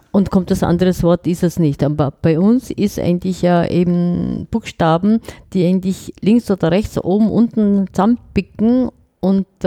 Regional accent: South Korea; now in Germany; ich komme doch nicht aus Nordkorea, ich bin aus Südkorea, hallo.

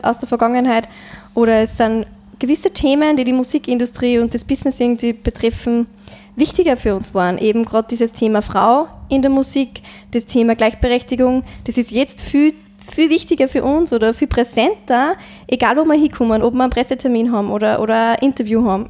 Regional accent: St. Ulrich im Mühlkreis, Upper Austria, Austria; accent: Mühlviertler Dialekt; now in Linz, Austria; bei uns im Mühlviertel

